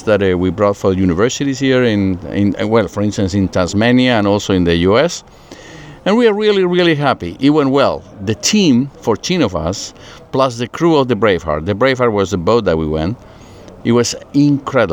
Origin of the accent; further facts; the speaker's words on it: Santiago, Santiago Metropolitan Region, Chile; now in Puerto Rico; born and raised in Chile. I'm born in Santiago, Chile